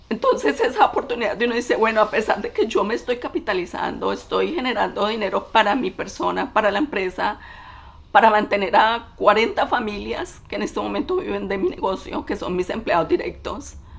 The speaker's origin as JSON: {"language": "Spanish", "town": "Cali", "region": "Valle del Cauca", "country": "Colombia", "moved": "as an adult", "lives_now": "United States", "said": "soy colombiana de Cali. Emigré a este país en el 97, recién me había graduado de la universidad"}